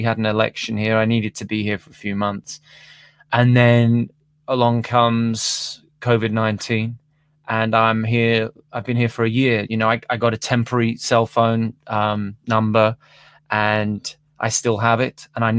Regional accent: London, United Kingdom; So I'm back to being a Londoner for the foreseeable, you know?

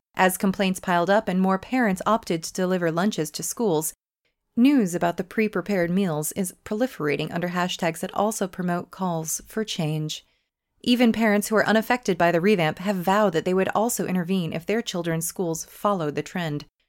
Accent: United States; moved away; I grew up in America

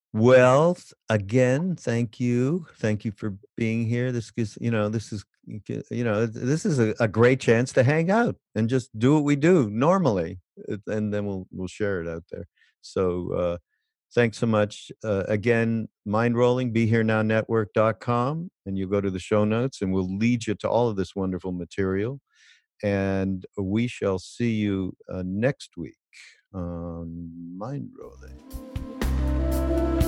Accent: Quebec, Canada; now in United States; Je suis, je viens de Quebec. Je suis Québécois

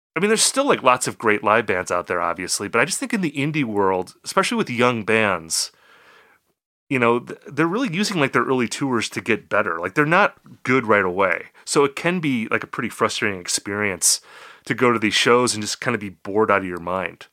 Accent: Appleton, Wisconsin, United States; also born or lived in Eau Claire, Wisconsin; Appleton, my hometown

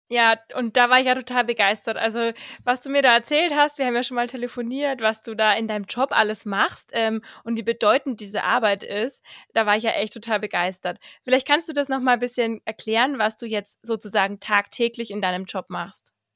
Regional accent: Fürth district, Bavaria, Germany; born or raised there

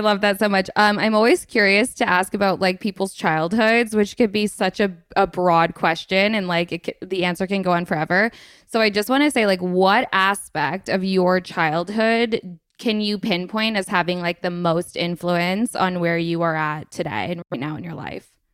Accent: Vermont, United States; also born or lived in Los Angeles; now in Staffordshire Moorlands, United Kingdom; I am from Vermont originally, and then I moved to L A for a year, which was, like, my first time leaving Vermont

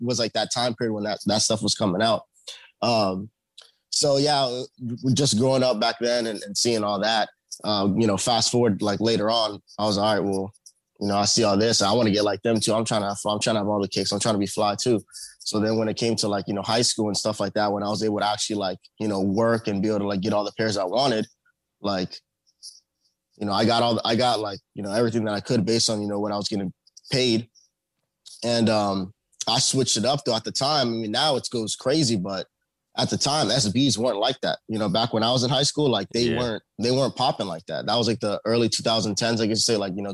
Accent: Northern Virginia, United States; I'm from the Northern Virginia area, which is the suburbs of Washington, D.C.

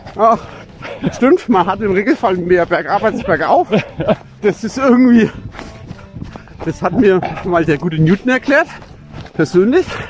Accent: Franconia, Bavaria, Germany; bei uns in Franken

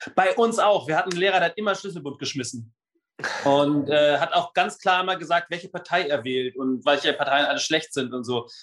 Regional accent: Berlin, Germany; ich komme aus dem Südwest-Berlin, da gab es dann Gymnasien

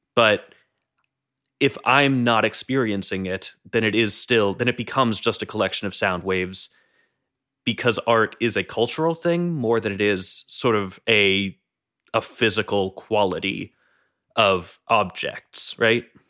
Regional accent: New England, United States; I come from New England, which is a fairly northeastern part of the United States.

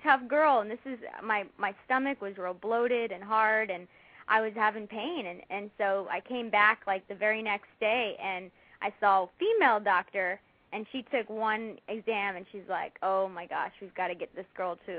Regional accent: Dallas, Texas, United States; I went back to my hometown of Dallas, Texas, and had it done there.

